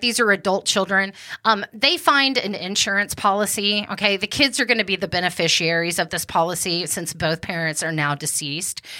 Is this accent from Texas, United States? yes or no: yes; Wichita Falls, Texas, United States; where I was born in Wichita Falls, Texas